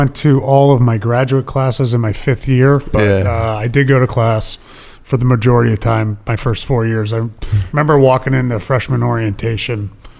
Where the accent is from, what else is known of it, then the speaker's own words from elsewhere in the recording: Eastern Pennsylvania, United States; also born or lived in Iowa / Wisconsin; now in Rhode Island, United States; I was born in the Midwest, Iowa, lived in Wisconsin for a little bit, but I mainly grew up in Pennsylvania.